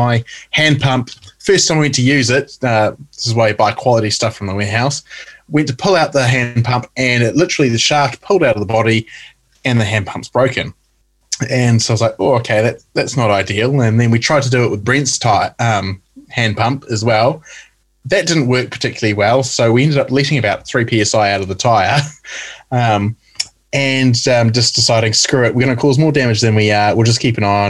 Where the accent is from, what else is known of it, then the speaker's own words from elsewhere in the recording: North Island, New Zealand; someone like me who's born and bred in the North Island